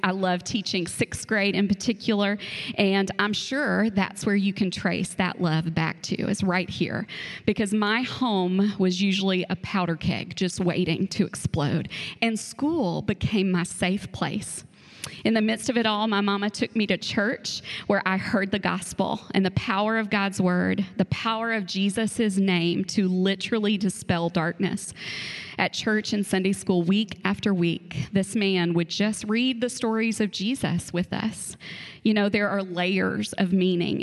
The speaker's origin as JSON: {"language": "English", "town": "Frankfort", "region": "Kentucky", "country": "United States", "tie": "born or raised there", "also_born_or_lived": "Georgetown, Kentucky / Stamping Ground, Kentucky", "said": "around fourth grade, we moved to the big city of Frankfurt"}